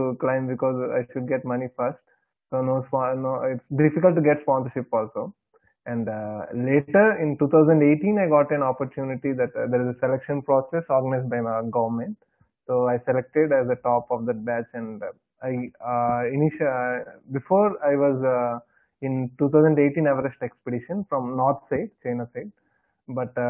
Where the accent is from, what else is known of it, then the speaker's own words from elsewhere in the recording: Visakhapatnam, Andhra Pradesh, India; I am from Vishakhapatnam